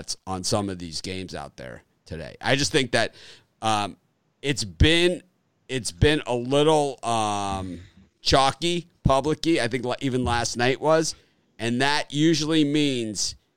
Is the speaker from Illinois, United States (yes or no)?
no; Miami, Florida, United States; I grew up in Miami